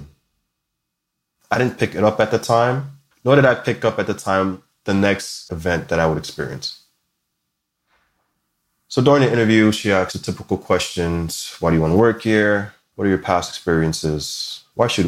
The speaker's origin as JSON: {"language": "English", "town": "Linden", "region": "New Jersey", "country": "United States", "tie": "born or raised there", "also_born_or_lived": "East Orange, New Jersey", "said": "as a kid, my family moved us from the rather unique disadvantaged backgrounds of East Orange, New Jersey, to a more suburban lifestyle in Linden, New Jersey"}